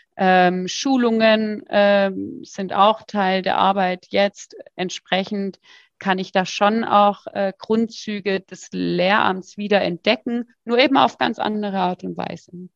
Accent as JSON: {"language": "German", "town": "Freiburg", "region": "Baden-Württemberg", "country": "Germany", "said": "ich komme ja aus Freiburg"}